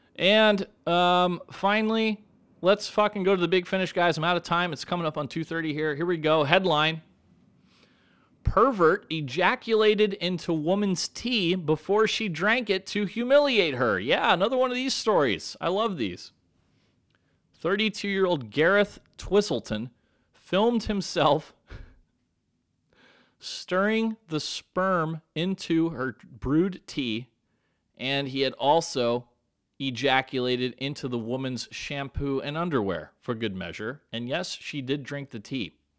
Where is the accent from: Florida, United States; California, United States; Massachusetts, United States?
California, United States; San Diego; My hometown right here, San Diego, California